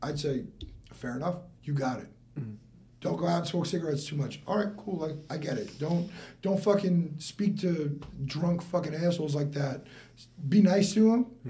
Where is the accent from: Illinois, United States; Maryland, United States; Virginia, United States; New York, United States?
New York, United States; West Islip; now in West Palm Beach, United States; I'm from Long Island. West Ice of New York